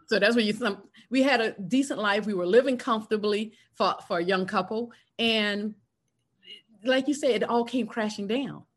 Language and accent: English; South Carolina, United States; moved away as an adult; now in Atlanta, United States; I was raised in South Carolina, went to college in South Carolina